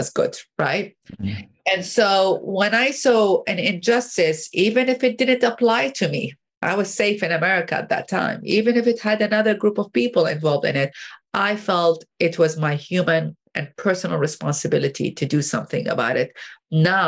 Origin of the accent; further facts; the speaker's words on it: Baghdad, Baghdad Governorate, Iraq; moved away as an adult; now in United States; I grew up in Baghdad, Iraq